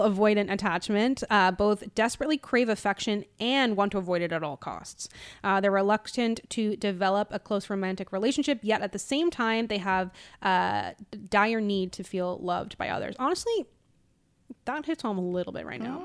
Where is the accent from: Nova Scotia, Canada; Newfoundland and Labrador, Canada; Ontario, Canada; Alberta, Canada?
Newfoundland and Labrador, Canada; moved away; growing up in Newfoundland